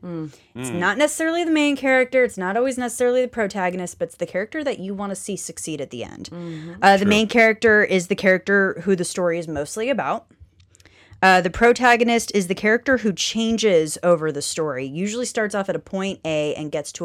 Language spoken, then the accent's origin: English; Canada; you say that because I'm Canadian, Brian?